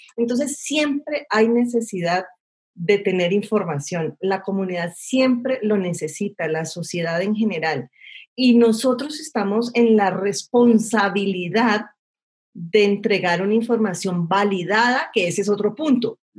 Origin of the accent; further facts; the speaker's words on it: Cali, Valle del Cauca, Colombia; yo soy de Cali